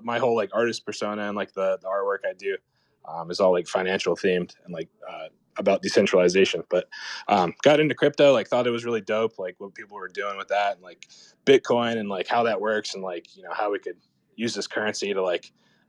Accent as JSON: {"language": "English", "town": "Charlotte", "region": "North Carolina", "country": "United States", "tie": "born or raised there", "said": "my origin story is, I'm from Charlotte, North Carolina"}